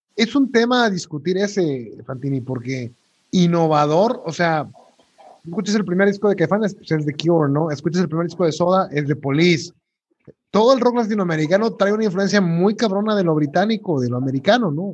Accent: Mexico; como mexicano

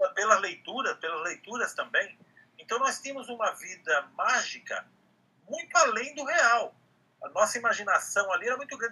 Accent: Amparo, São Paulo, Brazil; moved away; a minha infância, a minha adolescência no interior, lá em Amparo

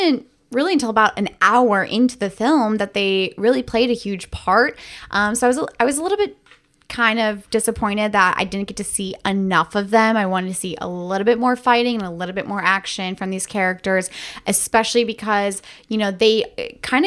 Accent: Riverview, Florida, United States; as a young teen, grew up in Riverview

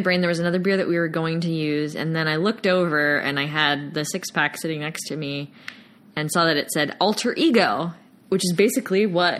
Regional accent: Virginia, United States; Yeah, that's where I'm from. Yeah. I'm not from the Norfolk area, but I have friends and family that live in that area.

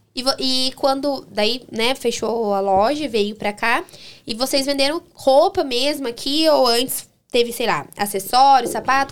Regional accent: Baiti, Paraná, Brazil; Baiti é minha terrinha.

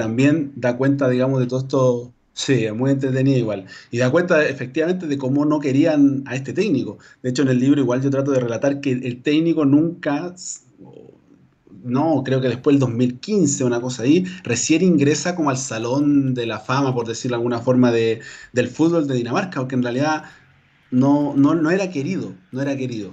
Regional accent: Calama, Antofagasta, Chile; now in Antofagasta, Chile; mi, vida la he hecho en Antofagasta, pero yo soy de Calama, ¿ah? nacido y criado en Calama

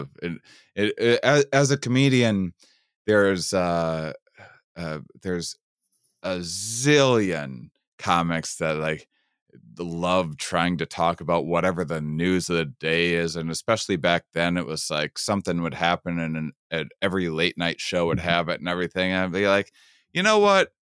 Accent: Wisconsin, United States; I'm from Wisconsin

